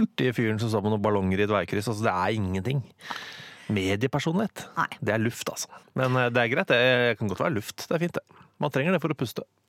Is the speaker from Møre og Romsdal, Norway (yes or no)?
no; Oslo, Norway; Jeg er født på Abelsø i Oslo. Uh, dype Oslo øst.